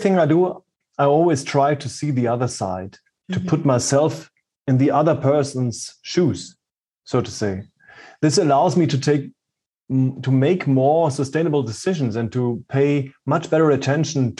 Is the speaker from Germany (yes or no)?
yes; Germany; born or raised there